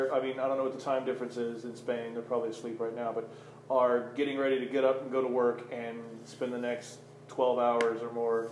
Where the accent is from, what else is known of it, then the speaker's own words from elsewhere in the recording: Oklahoma, United States; I'm from Oklahoma